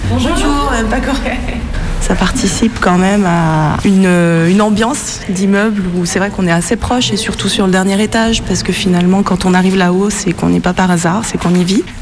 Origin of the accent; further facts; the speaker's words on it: Saint-Étienne, Auvergne-Rhône-Alpes, France; born there; je suis née à Saint-Étienne et j'en ai entendu parler pour la première fois, je devais avoir 30 ans.